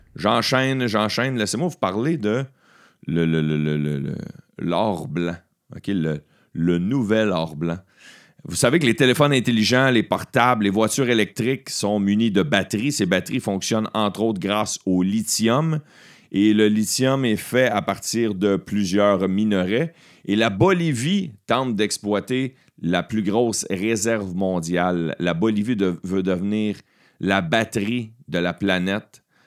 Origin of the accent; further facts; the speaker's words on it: Beauharnois, Quebec, Canada; la Maison des Jeunes euh, de mon village natal, là où j'ai travaillé